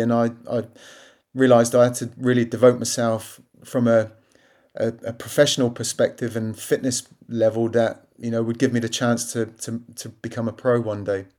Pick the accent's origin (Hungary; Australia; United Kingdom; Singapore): United Kingdom; Southampton, South East England; my hometown club